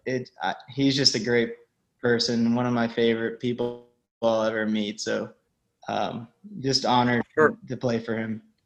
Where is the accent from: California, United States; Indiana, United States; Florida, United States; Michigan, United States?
Florida, United States; Ocala; I grew up in Ocala, so everybody's a Gator fan there